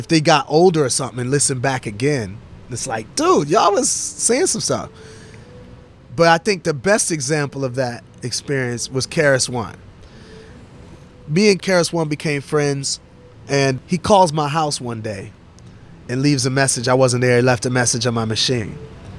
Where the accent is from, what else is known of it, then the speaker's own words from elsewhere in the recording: New York, United States; The world wasn't ready, Speech. I'm from New York, Speech.